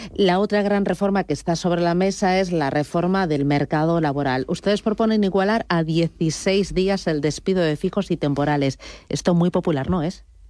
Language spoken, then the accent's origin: Spanish; Spain